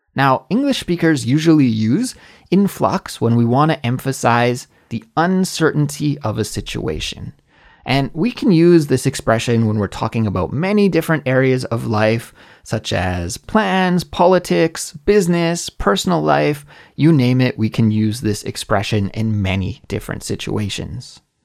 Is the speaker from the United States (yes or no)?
no; Canada; moved away as an adult; also born or lived in Korea; now in South Korea; my home country in Canada